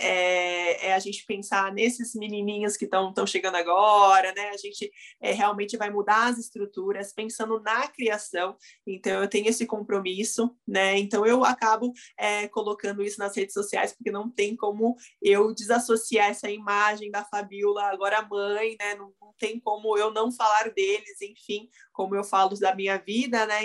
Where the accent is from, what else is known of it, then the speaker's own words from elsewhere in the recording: Brazil; eu sou, sou brasileira, né, nasci aqui